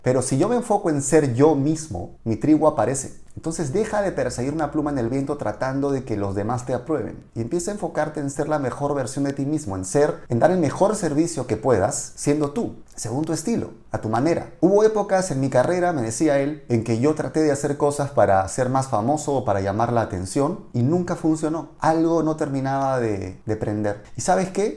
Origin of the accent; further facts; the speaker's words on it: Peru; moved away as an adult; also born or lived in Mexico; en mi país, Perú